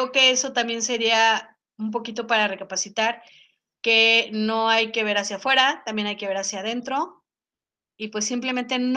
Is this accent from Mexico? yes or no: yes; Mexico; pero también había que ver hacia adentro como mexicanos qué hacemos.